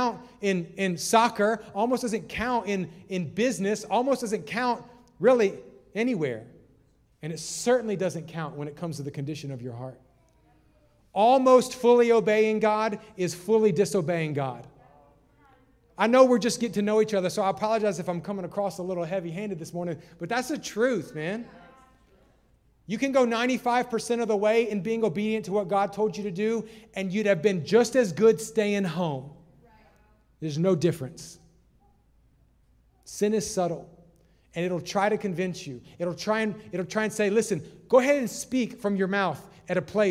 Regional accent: the South, United States; I'm from the South

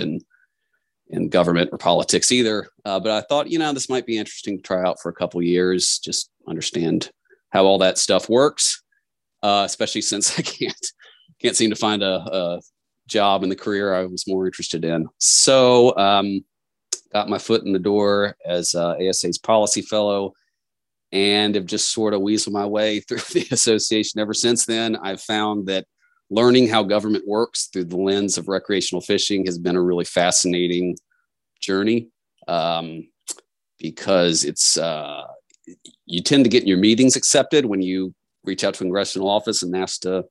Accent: Shenandoah Valley, western Virginia, United States; I grew up in Western Virginia in the Shenandoah Valley, God's country

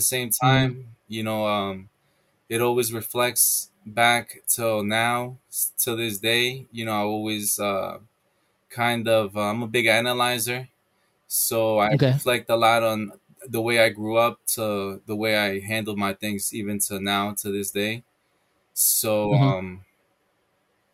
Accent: New York City, New York, United States; also born or lived in El Salvador; I was born in Queens, Jamaica Hospital.

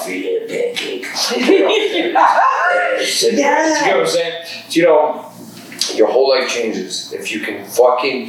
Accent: Toronto, Ontario, Canada; I grew up in the West End. I grew up in like a sewer

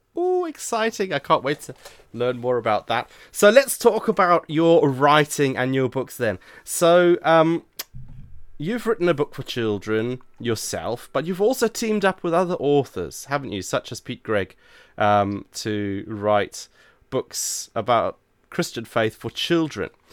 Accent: Zimbabwe; moved away; I'm originally from Zimbabwe myself

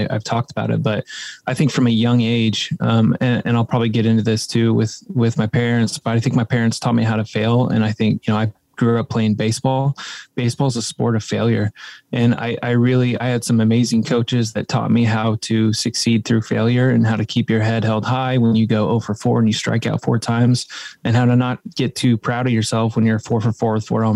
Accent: Midwest, United States; growing up in the Midwest, you know, we're in the Bible Belt

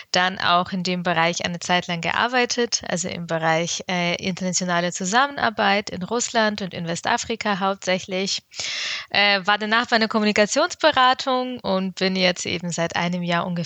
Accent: Bavaria, Germany; Ich bin in Bayern aufgewachsen, war auf einer Realschule, und ähm, ja, dementsprechend durfte ich eben noch nie Abitur machen.

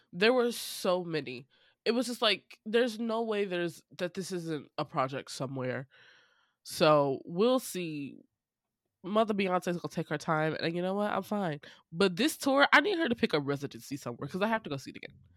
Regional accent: St. Louis, Missouri, United States; Saint Louis, my hometown

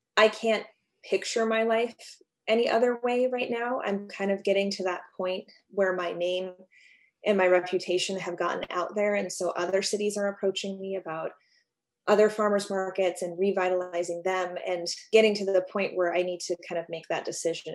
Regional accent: Alaska, United States; moved away as an adult; also born or lived in Los Angeles; I was born and raised in Alaska.

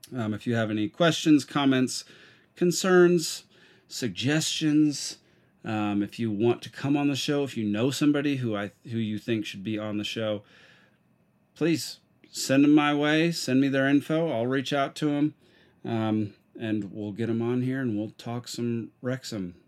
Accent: Texas, United States; I introduce myself as a Texan

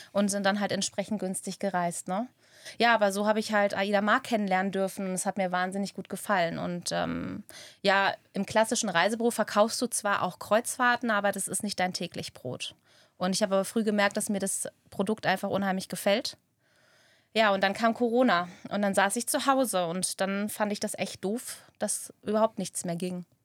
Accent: Frankenberg, Germany; Ich komme aus dem schönen Frankenberg ähm, ja, bin 36 Jahre alt, habe zwei wundervolle Kinder, bin verheiratet.

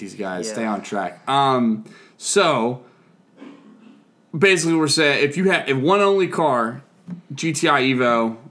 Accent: United States; I'm an American.

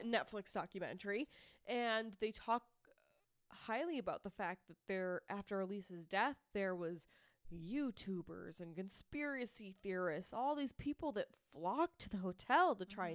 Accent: Massachusetts, United States; accent: Boston; I'm from Massachusetts, and I'm sorry. Um, I'm not sorry, but I'm sorry for the accent

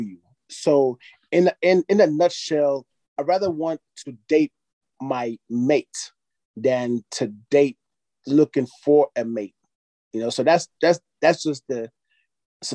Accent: Nigeria; I'm from Nigeria

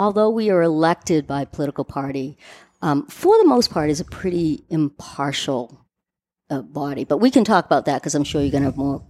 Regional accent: North Shore, Massachusetts, United States; also born or lived in Washington, D.C.; So I currently live on Cape Ann in Gloucester. I grew up on the North Shore.

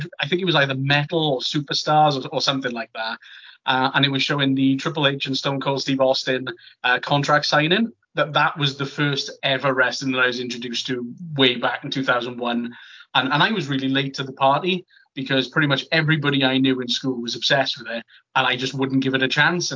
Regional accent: Merthyr Tydfil, Wales, United Kingdom; I'm from Merthyr Tydfil

